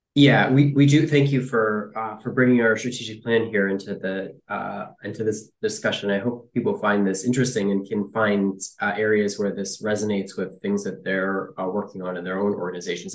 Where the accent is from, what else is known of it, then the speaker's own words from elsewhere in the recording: Detroit, Michigan, United States; moved away as an adult; also born or lived in Ohio / San Francisco; I uh, grew up mostly in the uh, Detroit area, um, as a kid